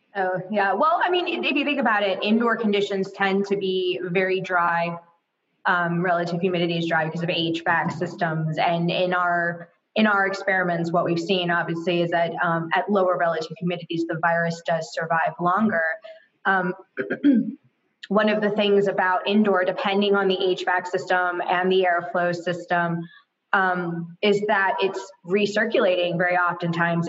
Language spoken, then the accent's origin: English; Florida, United States; I'm from Florida